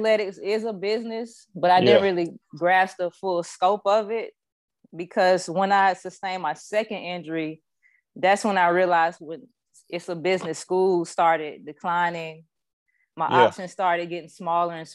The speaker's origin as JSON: {"language": "English", "town": "Tallahassee", "region": "Florida", "country": "United States", "said": "I'm from Tallahassee, Florida"}